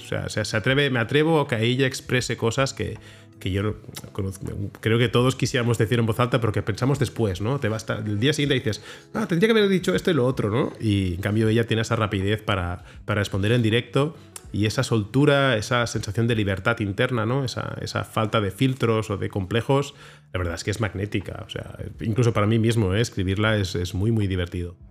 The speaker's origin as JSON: {"language": "Spanish", "town": "Barcelona", "region": "Catalonia", "country": "Spain", "tie": "born or raised there", "said": "la ciudad en la que nací, soy de Barcelona, soy de Sants, y, conozco Barcelona y la quiero"}